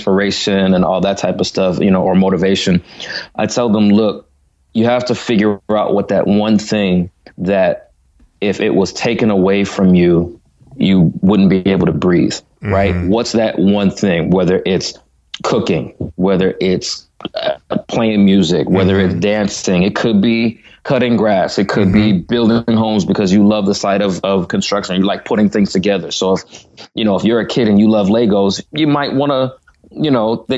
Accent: Bridgeport, Connecticut, United States; I was born in Connecticut and I've lived here all my life

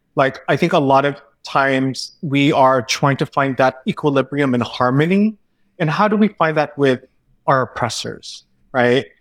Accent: California, United States; growing up in California

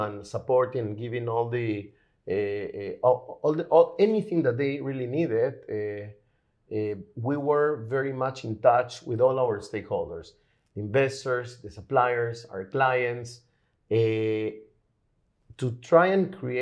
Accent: Lima, Peru; now in Israel; I'm originally from Lima, Peru

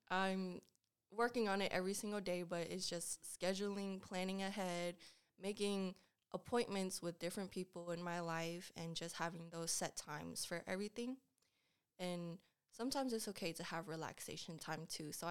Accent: Lawrenceville, Georgia, United States; also born or lived in Decatur; Yes, I was born in Decatur, but I grew up in Lawrenceville, and I went to school at Peachy Ridge High School.

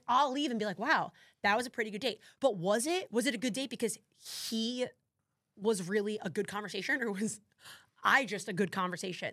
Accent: New Jersey, United States; I'm from Jersey

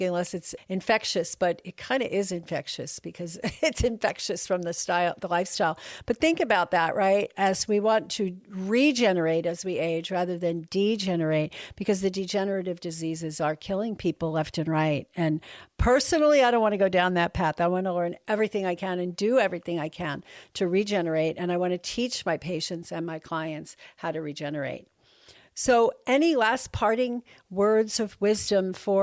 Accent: New York, United States; now in Texas, United States; I'm from New York, that's what we say

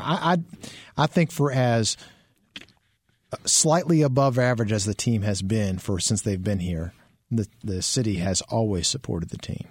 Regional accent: Maryland, United States; moved away; I grew up in Maryland, so, you know, they play lacrosse up there.

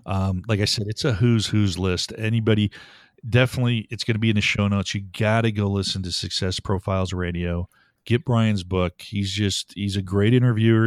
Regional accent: Buffalo, New York, United States; moved away; I was born back in Buffalo, New York, to a great, two parents, hardworking, taught me values

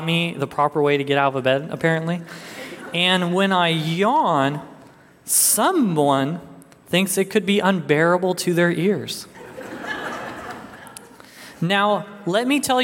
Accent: Arizona, United States; moved away; I'm originally from Arizona

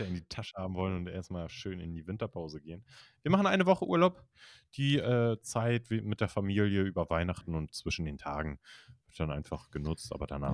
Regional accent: Kiel, Schleswig-Holstein, Germany; ich komme aus Kiel

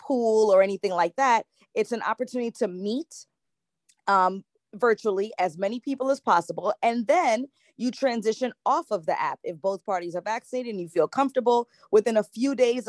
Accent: New York City, New York, United States; I am from Brooklyn, New York, here in the U.S.

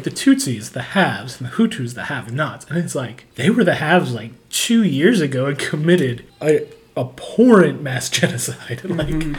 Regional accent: the Bible Belt, United States; we're from the Bible Belt

